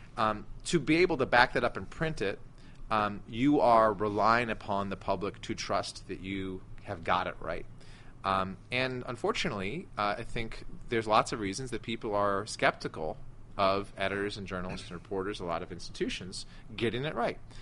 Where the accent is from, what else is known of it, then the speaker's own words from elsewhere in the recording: United States; as an American